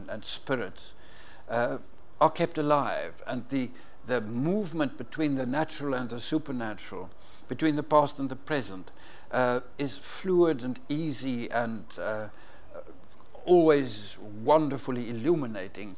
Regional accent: South Africa; growing up in South Africa

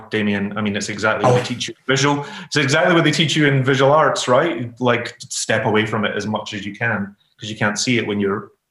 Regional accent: Glasgow, Scotland, United Kingdom; And who are growing up in Glasgow, you know, I couldn't tell you what Brother Glen looks like.

